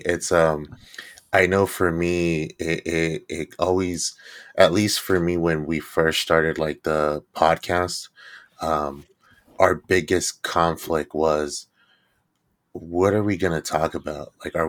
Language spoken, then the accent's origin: English; Stockton, California, United States; Like I grew up in Stockton, California, and I've grown up in the south side of Stockton since as long as I can remember.